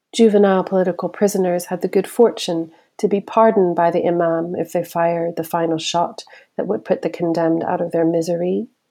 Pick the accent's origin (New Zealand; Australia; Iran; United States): Iran; Tehran, Tehran Province; moved away; I grew up in Tehran in the city